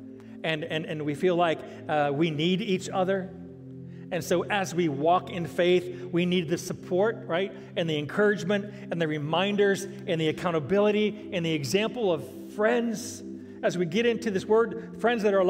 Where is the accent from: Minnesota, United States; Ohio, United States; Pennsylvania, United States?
Ohio, United States; also born or lived in Virginia / South Florida; now in Nashville, United States; I was born and raised in Ohio. Most of our lives were in Virginia.